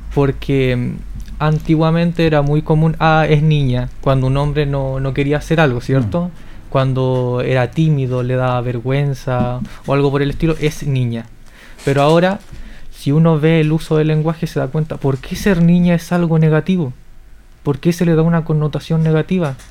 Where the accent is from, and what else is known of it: Linares, Maule, Chile